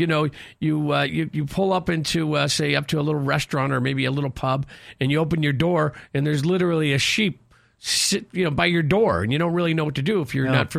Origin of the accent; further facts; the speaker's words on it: Oak Forest, Illinois, United States; Chicago Gaelic Park, located at 6119 West 147th Street in my hometown of Oak Forest